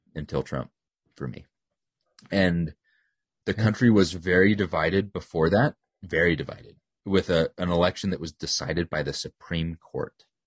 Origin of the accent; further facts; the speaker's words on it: United States; they know I'm an American